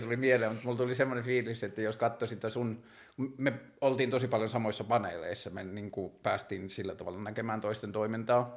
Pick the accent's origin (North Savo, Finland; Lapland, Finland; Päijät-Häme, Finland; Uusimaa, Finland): Lapland, Finland; Tornio; mä oon kasvanut pikkukaupungissa, mä oon kasvanut siellä Torniossa